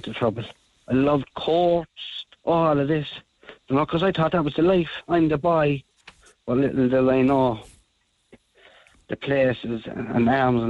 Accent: Northern Ireland, United Kingdom; I grew up in North Ireland in my house

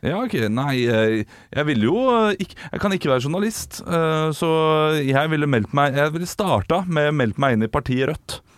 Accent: Norway; vi nordmenn

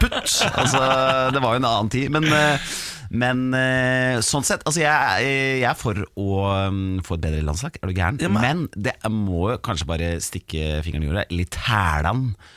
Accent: Hamar, Innlandet, Norway; jeg er jo fra Hamar, så jeg heier på HamKam

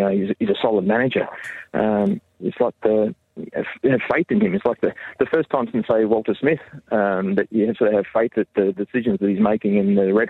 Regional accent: Australia; accent: Australian; moved away as an adult; now in Labrador, Canada; I'm originally from Australia. Parents were both born

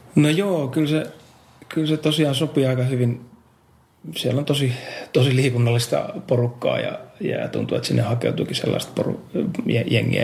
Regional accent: Nastola, Päijät-Häme, Finland; moved away as an adult; also born or lived in Helsinki / Espoo; tulin opiskelemaan Nastolasta, siis mä oon syntynyt kyllä Helsingissä, mutta no, koulu, koulu ja asun Nastolassa

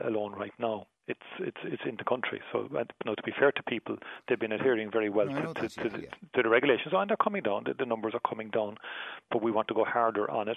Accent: Bray, Leinster, Ireland; moved away as an adult; now in Cavan, Ireland; I'm not a Dub. I'm actually from Bray

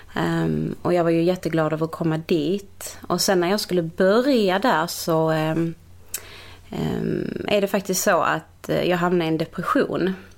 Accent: Malmö, Skåne, Sweden; also born or lived in Portugal; Holma i Malmö

